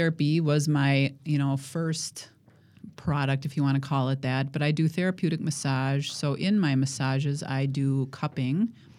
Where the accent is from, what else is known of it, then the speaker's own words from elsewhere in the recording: Watertown, United States; Well, I grew up in Watertown. So Watertown is west of here, probably half an hour.